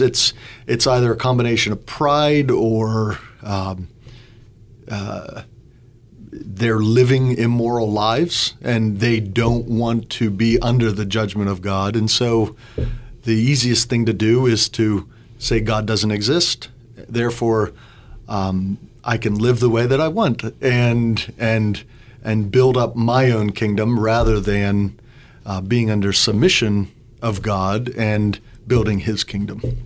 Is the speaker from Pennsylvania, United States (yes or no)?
yes; Butler County, Western Pennsylvania, United States; moved away as an adult; now in Bloomington, United States; I grew up in Western Pennsylvania, just north of Pittsburgh in Butler County